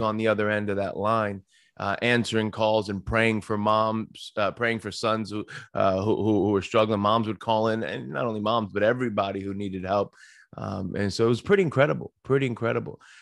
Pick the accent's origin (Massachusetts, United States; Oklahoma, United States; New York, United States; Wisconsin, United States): New York, United States; Long Island; moved away as an adult; also born or lived in Saint Louis, Missouri; now in Pennsylvania, United States; I come from New York. I grew up on Long Island.